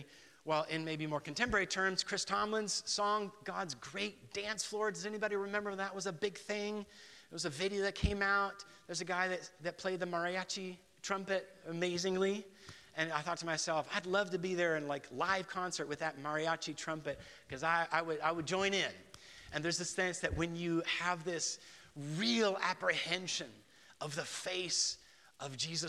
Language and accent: English; Guatemala City, Guatemala Department, Guatemala; So, I was raised in Guatemala City. I was a missionary kid. We were part of the Bible Church tradition, Dallas Theological Seminary.